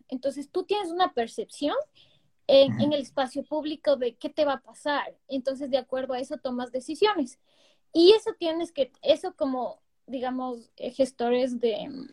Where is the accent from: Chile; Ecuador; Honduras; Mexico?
Ecuador; Quito, Pichincha; nosotros como quiteños